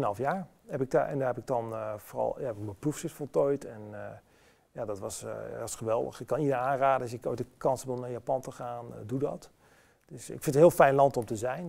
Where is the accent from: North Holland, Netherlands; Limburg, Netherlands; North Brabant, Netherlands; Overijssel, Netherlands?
Overijssel, Netherlands; Enschede; moved away as an adult; geboren en getogen, blijft natuurlijk altijd je, je geboortestad